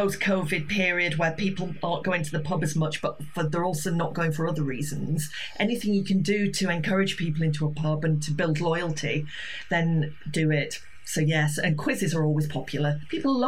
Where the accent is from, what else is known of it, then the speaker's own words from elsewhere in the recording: Yorkshire Dales, Yorkshire and the Humber, United Kingdom; now in Brighton, United Kingdom; I play in my village. I'm from the Yorkshire Dales, and they have a Ring the Bull in the village pub